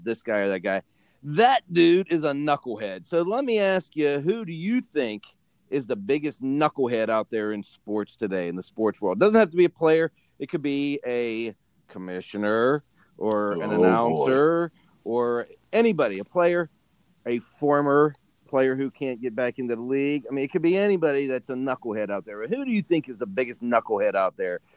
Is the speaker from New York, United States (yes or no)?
no; Pittsburgh, Pennsylvania, United States; there was no NBA team in Pittsburgh growing up